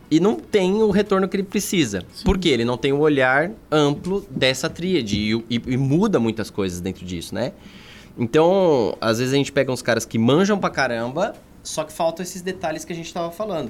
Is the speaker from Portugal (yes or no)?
no; São Bernardo do Campo, São Paulo, Brazil; moved away as an adult; also born or lived in Governador Valadares; Eu, eu sou de São Paulo